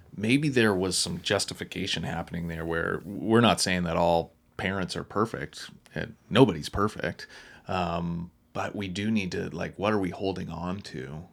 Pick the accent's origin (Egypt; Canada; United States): Canada; Wolfville, Nova Scotia; moved away; I'm from Woofville, Nova Scotia, which is the home of, uh, Just Us Coffee